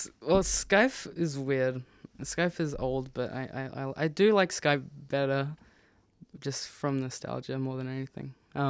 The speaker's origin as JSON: {"language": "English", "region": "South Australia", "country": "Australia", "said": "I'm not from New Zealand. I'm from South Australia."}